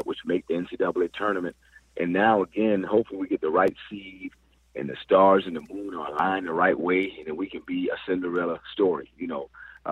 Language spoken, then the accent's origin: English; Charleston, South Carolina, United States; also born or lived in Milledgeville, Georgia; I grew up in Charleston, South Carolina, but I played college ball in Millersville, Georgia